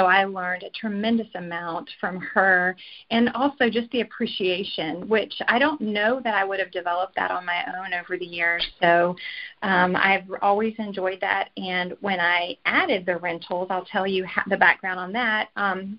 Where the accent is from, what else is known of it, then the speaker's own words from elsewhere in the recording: Virginia, United States; moved away as an adult; now in Collinsville, United States; we are from the East Coast, from Virginia